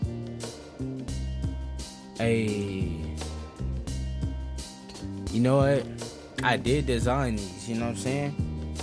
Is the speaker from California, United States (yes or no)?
yes; Los Angeles, California, United States; I'm from the West Coast. I'm from L.A.